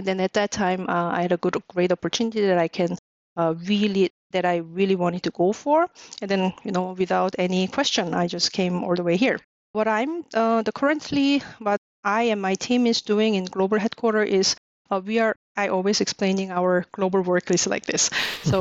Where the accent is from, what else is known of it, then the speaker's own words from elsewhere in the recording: Seoul, South Korea; moved away as an adult; also born or lived in New York / Munich, Germany / Malaga, Spain; now in Germany; I'm South Korean, born and raised in Seoul